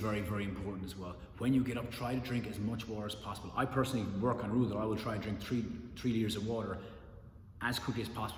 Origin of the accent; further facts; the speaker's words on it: Ireland; I'm Irish